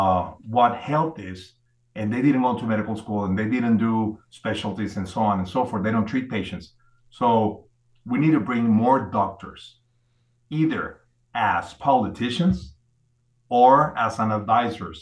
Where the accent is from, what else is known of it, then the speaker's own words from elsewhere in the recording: Mexico; I'm a Mexican doctor. I was born and raised in Mexico